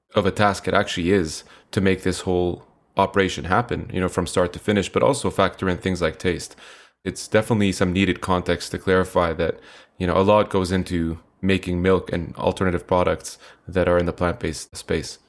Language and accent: English; Canada; also born or lived in Middle East; a Canadian slash Middle Easterner